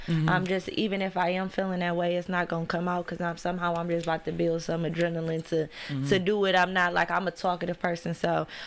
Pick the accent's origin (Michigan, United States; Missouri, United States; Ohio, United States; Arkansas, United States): Michigan, United States; Detroit; I come from a, you know, well-known family on the east side. Like, we from Mac and Gray